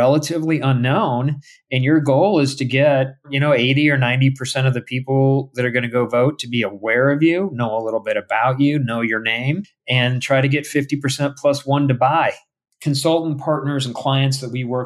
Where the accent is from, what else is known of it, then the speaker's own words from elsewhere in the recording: Omaha, Nebraska, United States; here in my hometown of Omaha, Nebraska